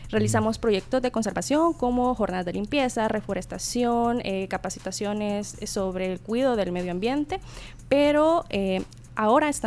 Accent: El Salvador

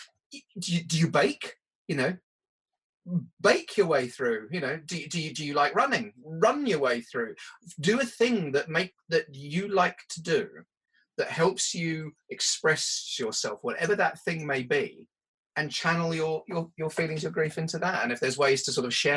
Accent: United Kingdom; being British

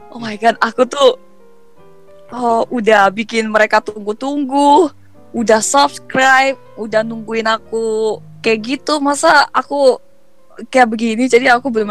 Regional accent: South Korea; first language Korean; Indonesian is a second language; tapi ada bedanya mungkin karena aku orang Korea kan jadi mereka berani ngomong ke gue gitu pakai bahasa Korea

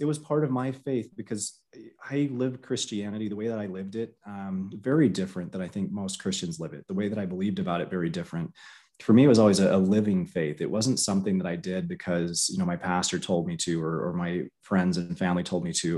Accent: Florida, United States; I grew up in Florida

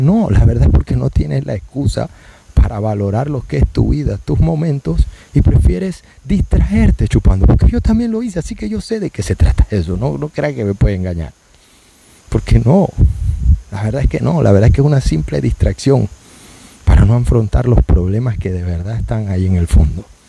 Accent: Panama; somos buenos panameños

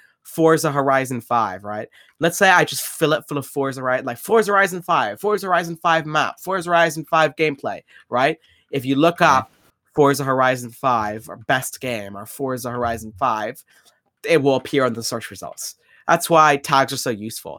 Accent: Ireland; I'm from Ireland

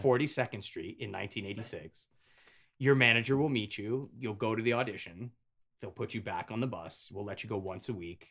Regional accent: Avon, Connecticut, United States; born or raised there; also born or lived in Hartford, Connecticut

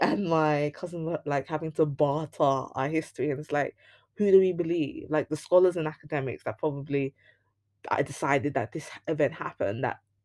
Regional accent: London, United Kingdom; somebody who was born and raised in Leytonstone

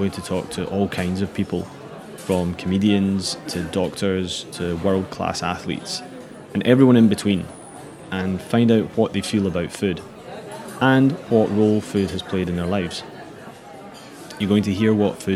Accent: Glasgow, Scotland, United Kingdom; I'm from Glasgow in Scotland

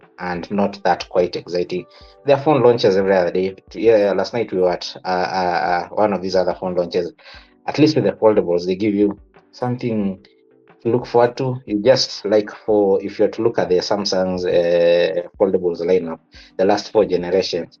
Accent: Kenya; our Kenyan society

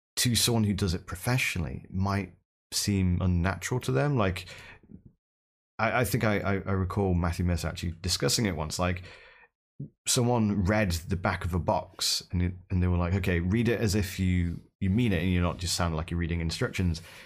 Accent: United Kingdom; accent: British; I'm British, so I, I have, I, I come equipped with a British accent

